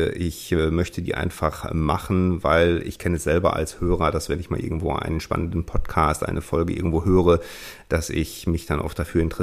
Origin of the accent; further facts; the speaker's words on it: North Rhine-Westphalia, Germany; Ich bin, wie gesagt, 1978 geboren, aufgewachsen in der Nähe von Münster